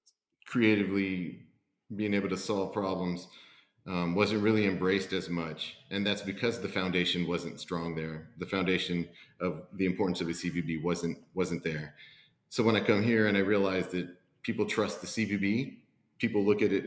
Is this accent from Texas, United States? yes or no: yes; McAllen, Texas, United States; now in Abilene, United States; I'm born and raised in McAllen, Texas, which is deep South Texas in the Rio Grande Valley